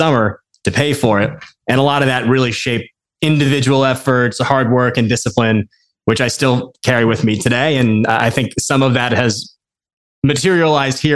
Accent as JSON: {"language": "English", "town": "Westfield", "region": "New Jersey", "country": "United States", "tie": "born or raised there", "said": "I grew up outside of New York City in a suburb of New Jersey. For anyone that might be familiar, Westfield"}